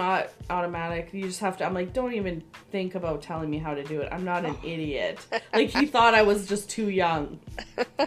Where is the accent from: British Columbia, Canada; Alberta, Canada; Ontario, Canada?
Alberta, Canada; Edmonton; I grew up on the Northside